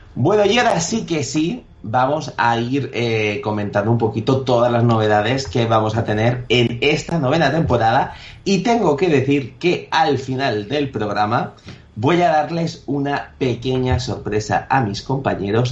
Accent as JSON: {"language": "Spanish", "town": "Elche", "region": "Valencian Community", "country": "Spain", "said": "la gente del Chen nos tenemos que apoyar sí y al final ilicitanos es una cosa, eh, estamos por todo el mundo"}